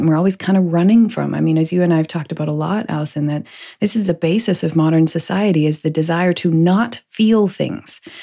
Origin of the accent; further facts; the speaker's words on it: Canada; also born or lived in United States; being Canadian